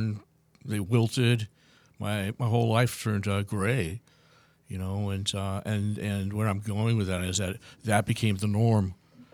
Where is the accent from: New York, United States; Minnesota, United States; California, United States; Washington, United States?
California, United States; Los Angeles; also born or lived in Bakersfield; I'm from Southern California area, Los Angeles, and you know, I grew up in the LA, North LA area